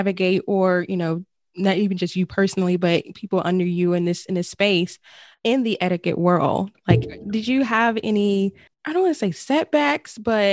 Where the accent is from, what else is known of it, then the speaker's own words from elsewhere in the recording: Arkansas, United States; moved away; we're originally from Arkansas